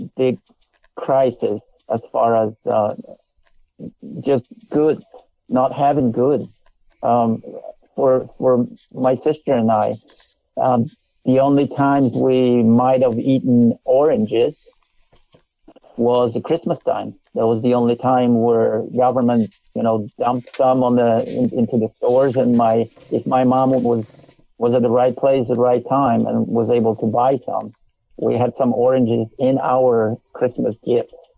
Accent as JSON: {"language": "English", "country": "Poland", "tie": "born or raised there", "also_born_or_lived": "Canada", "second_language": "English", "moved": "as an adult", "lives_now": "United States", "said": "I was long gone from Poland, I was by then I was a Canadian citizen"}